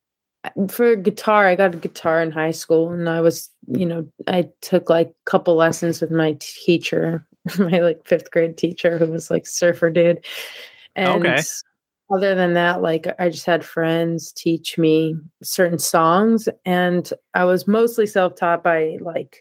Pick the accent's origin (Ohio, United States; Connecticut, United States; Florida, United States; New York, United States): New York, United States; Rockland County; moved away as an adult; also born or lived in Brooklyn / Texas; now in Rhode Island, United States; I grew up in Rockland County